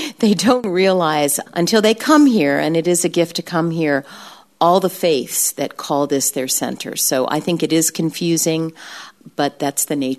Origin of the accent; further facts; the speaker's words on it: Brazil; My mom is retired now. She was a missionary overseas. I grew up in Brazil.